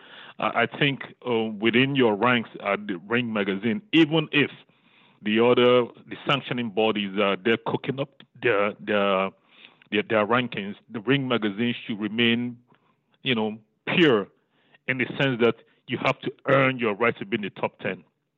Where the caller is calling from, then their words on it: Bridgetown, Saint Michael, Barbados; Kenneth, I'm here from Bridgetown, Barbados.